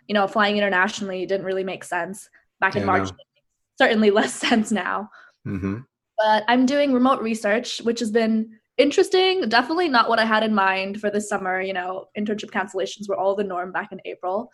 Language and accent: English; Guangzhou, Guangdong, China; moved away; I'm from Guangzhou, China